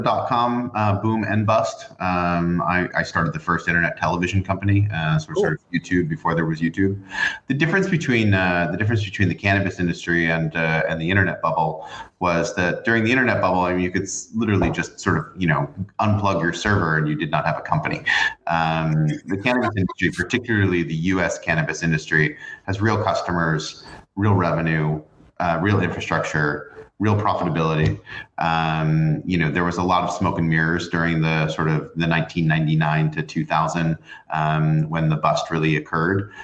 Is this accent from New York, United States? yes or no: yes; New York, United States; growing up in New York